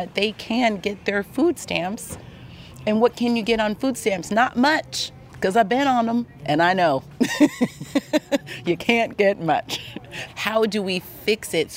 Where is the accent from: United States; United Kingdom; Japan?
United States; Los Angeles, California; I grew up in Los Angeles